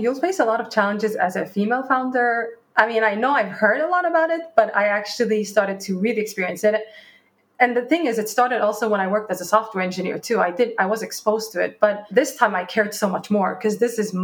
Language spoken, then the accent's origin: English; Norrköping, Östergötland, Sweden; moved away as an adult; also born or lived in Dubai / London; I was born in Dubai, and then I was raised in Sweden in a small town called Norrköping.